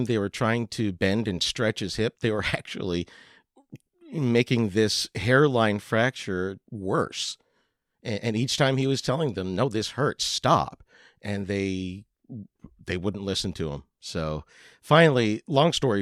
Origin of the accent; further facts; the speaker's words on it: Pennsylvania, United States; moved away; I grew up in Pennsylvania that has similar weather